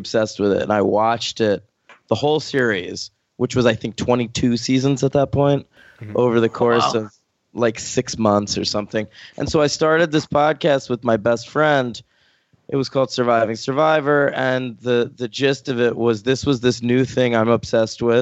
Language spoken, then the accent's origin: English; New York City, New York, United States; also born or lived in Long Island, New York / Manhattan, New York; I'm from New York. I grew up in Brooklyn. My family moved out to Long Island at some point, and I went to high school there.